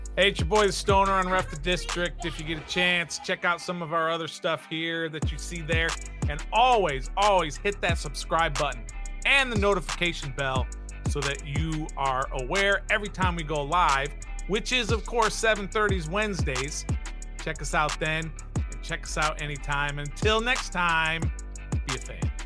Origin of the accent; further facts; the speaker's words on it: Jacksonville, Florida, United States; I'm from Jacksonville